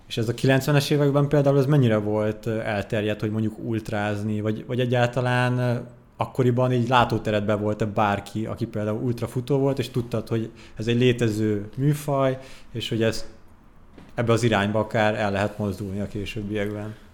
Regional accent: Székesfehérvár, Fejér, Hungary; Székesfehérvári vagyok egyébként

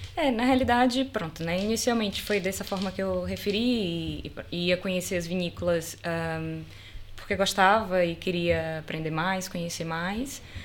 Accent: Salvador, Bahia, Brazil; moved away as an adult; now in Portugal; Eu sou da Bahia, né? Sou de, de Salvador da Bahia

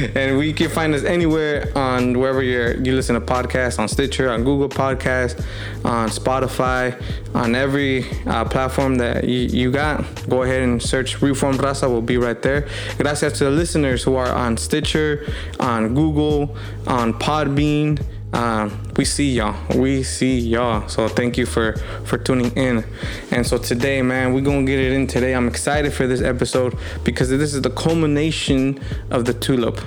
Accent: United States; we're Mexican American, we're Chicanos

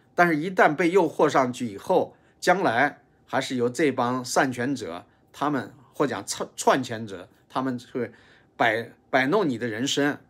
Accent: China; moved away; 我们这些来自中国大陆的黄左们

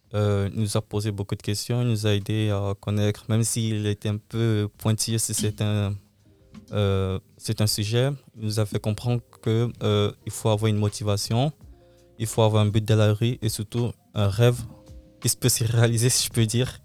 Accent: Louvain-la-Neuve, Wallonia, Belgium; Je viens de Louvain-la-Neuve

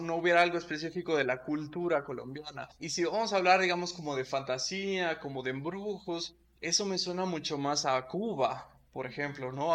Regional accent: Michoacán, Mexico; crecimos en Michoacán

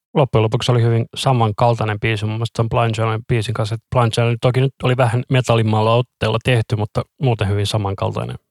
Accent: Finland; me ollaan Suomesta

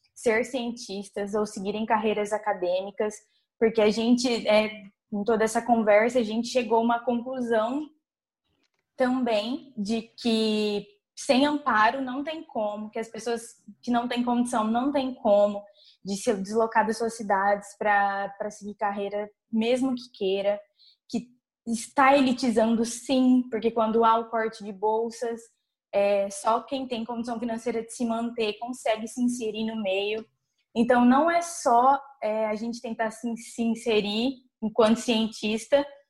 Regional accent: Nova Andradina, Mato Grosso do Sul, Brazil; moved away; sou de uma cidade, vim de Nova Andradina, cidade de interior.

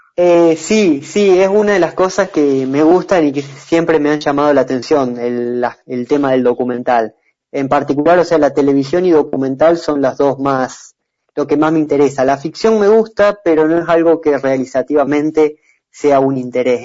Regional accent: San Francisco, Córdoba, Argentina; yo soy de San Francisco, de acá, muy cerca de María Juana

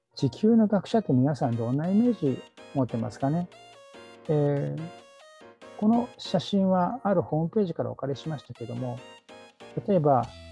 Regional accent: Kyoto, Japan; moved away as an adult; also born or lived in Osaka / Kobe / Aichi / Yokosuka; 大阪生まれの京都育ちです。

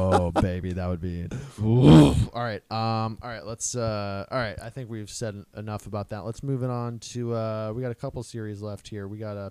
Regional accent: Ontario, Canada; I'm from Ontario, bitch.

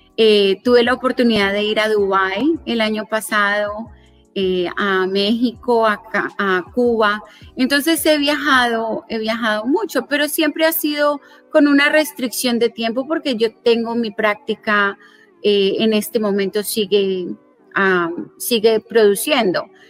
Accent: Colombia; also born or lived in South Florida, United States; now in Florida, United States; originalmente soy de Colombia

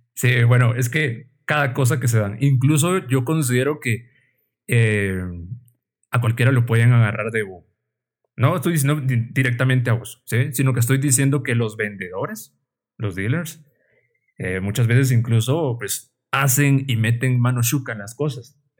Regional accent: Guatemala; como decimos los guatemaltecos

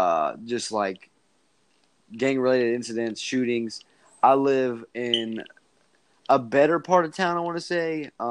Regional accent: Louisville, Kentucky, United States; I live in Louisville, born and raised

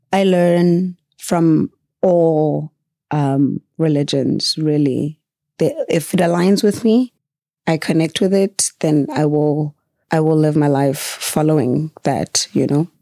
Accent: Margate, KwaZulu-Natal, South Africa; also born or lived in Mthatha, Eastern Cape / Lusikisiki, Eastern Cape / Rome, Italy; I'm from the South Coast

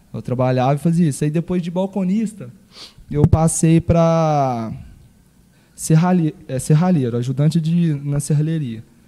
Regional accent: São Sebastião do Paraíso, Minas Gerais, Brazil; eu fui nascido e criado aqui em São Sebastião do Paraíso, no bairro São Judas

